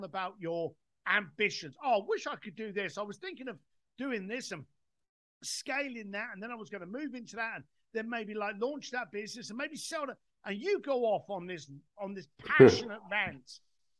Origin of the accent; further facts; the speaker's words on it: United Kingdom; I'm British